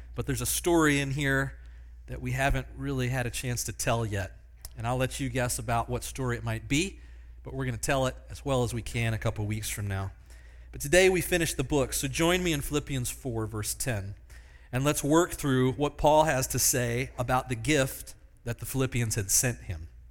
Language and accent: English; Pennsylvania, United States; Small church that I grew up in in Pennsylvania